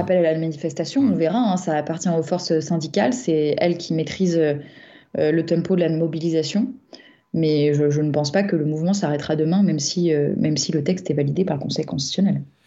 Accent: Nîmes, Occitania, France

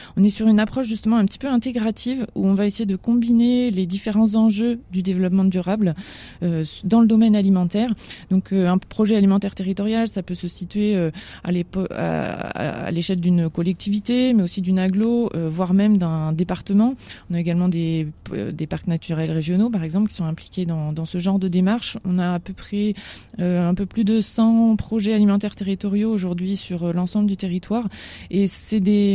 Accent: France; nous en tant que Français

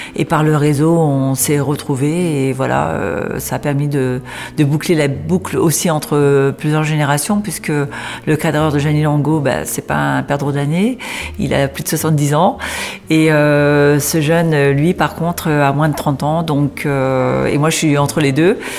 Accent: Beauvais, Hauts-de-France, France; je suis native de Beauvais, donc je suis picarde

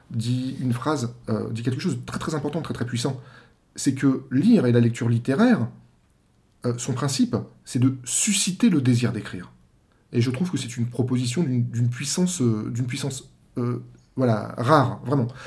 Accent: Paimpol, Brittany, France; j'ai fait toc-toc au journal euh, de mon bled en Bretagne, donc Paimpol, qui s'appelle La Presse d'Armor

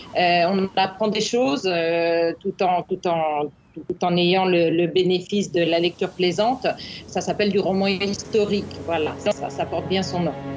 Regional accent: Normandy, France; je suis normande.

